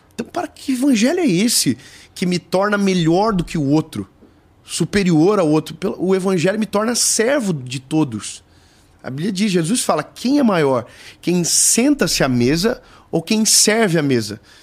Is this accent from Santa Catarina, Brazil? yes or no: yes; Joinville, Santa Catarina, Brazil; Eu sou de Joinville, eu sou de uma cidade de 600 mil pessoas. Então, eu estaria extremamente feliz se ficasse só lá. Inclusive, eu nunca mudei, porque eu amo a minha cidade